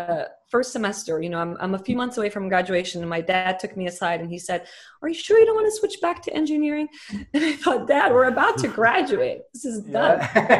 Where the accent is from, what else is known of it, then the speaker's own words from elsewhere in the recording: Dubai, United Arab Emirates; born there; also born or lived in Lebanon; brother was born in Dubai. We're the only ones that were born there.